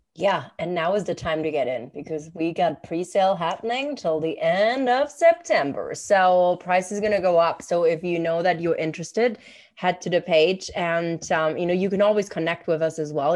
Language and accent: English; Germany; moved away; I'm from Germany